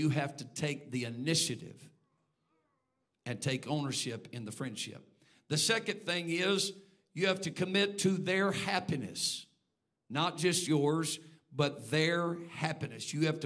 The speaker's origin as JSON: {"language": "English", "region": "Texas", "country": "United States", "moved": "yes", "lives_now": "Indiana, United States", "said": "I'm a Texan"}